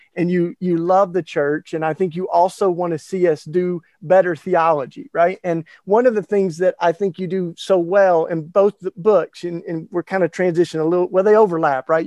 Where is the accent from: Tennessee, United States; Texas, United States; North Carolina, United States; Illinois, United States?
Tennessee, United States; Maryville; I was in a very small town, uh, Maryville, Tennessee, East Tennessee